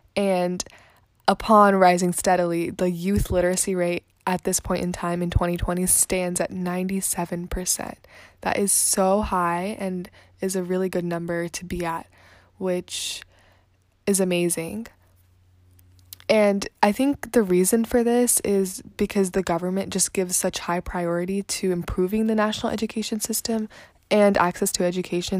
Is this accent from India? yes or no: yes; India; as an Indian or as a person from India